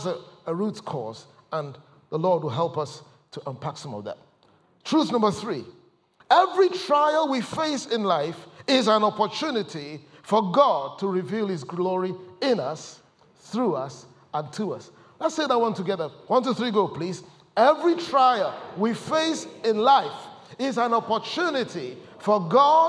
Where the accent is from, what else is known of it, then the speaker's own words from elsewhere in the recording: Ghana; moved away as an adult; also born or lived in Ipswich, United Kingdom; now in United Kingdom; I come from Ghana